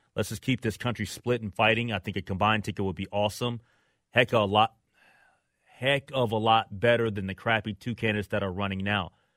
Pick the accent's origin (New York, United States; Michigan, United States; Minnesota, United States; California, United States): Minnesota, United States; Minneapolis; I'm a Minneapolis guy. I grew up in Minneapolis.